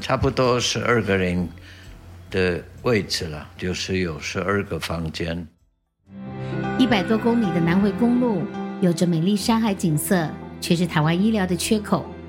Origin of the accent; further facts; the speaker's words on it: Switzerland; Chinese is a second language; moved away as an adult; now in Taitung, Taiwan; 我的家乡在瑞士的东部